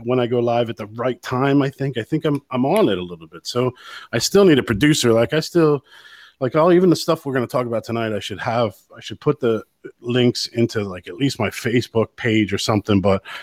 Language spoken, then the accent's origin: English; United States; now in Ireland; I'm an American here in Ireland